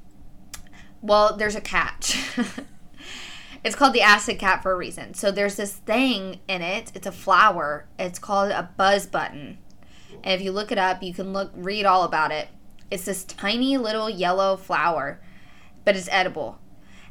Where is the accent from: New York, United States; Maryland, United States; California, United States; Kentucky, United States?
Kentucky, United States; I'm from Kentucky